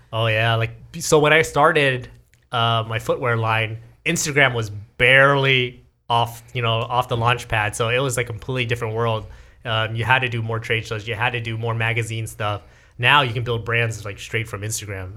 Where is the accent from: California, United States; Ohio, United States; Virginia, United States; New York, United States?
California, United States; Garden Grove; this is my hometown, like, this Garden Grove, Fountain Valley, Westminster area